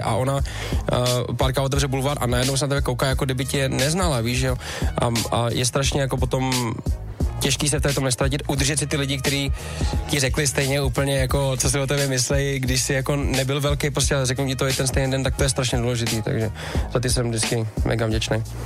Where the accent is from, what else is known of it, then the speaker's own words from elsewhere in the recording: Czechia; jsem Čech